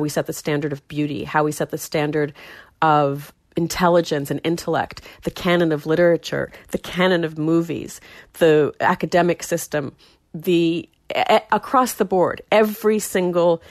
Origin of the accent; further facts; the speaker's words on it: Warner, New Hampshire, United States; growing up in Warner and in that family